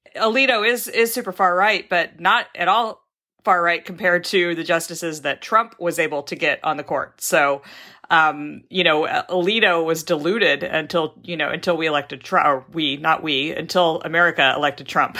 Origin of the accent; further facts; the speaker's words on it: Texas, United States; also born or lived in Mississippi; now in Seattle, United States; mostly grew up in Texas and then moved out here